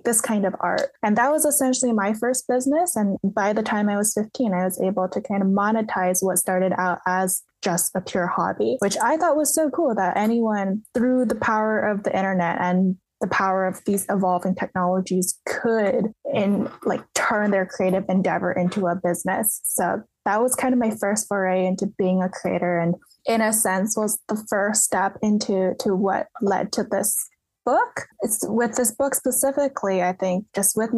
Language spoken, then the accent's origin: English; the Bay Area, California, United States; I grew up in the Bay Area